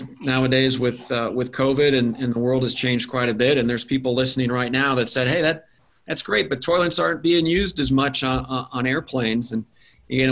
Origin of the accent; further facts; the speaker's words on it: Wichita, Kansas, United States; I grew up in Wichita, Kansas